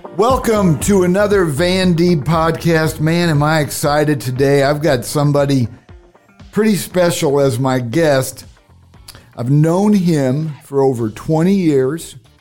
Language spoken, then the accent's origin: English; Cedar Rapids, Iowa, United States; fellow Iowan, I was born in Cedar Rapids